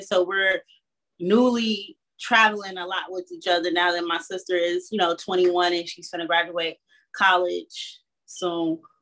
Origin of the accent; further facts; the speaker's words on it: Chicago, Illinois, United States; I'm from Chicago, Illinois